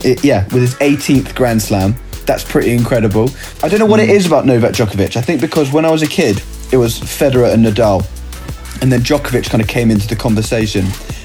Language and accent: English; United Kingdom; as a Brit